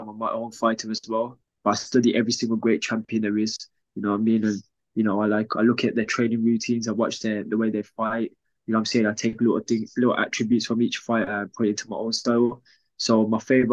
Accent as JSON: {"language": "English", "town": "Wolverhampton", "region": "West Midlands", "country": "United Kingdom", "said": "I'm from Wolverhampton"}